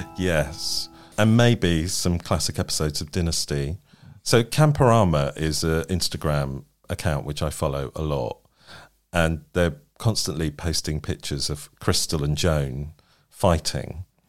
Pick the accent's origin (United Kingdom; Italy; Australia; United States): United Kingdom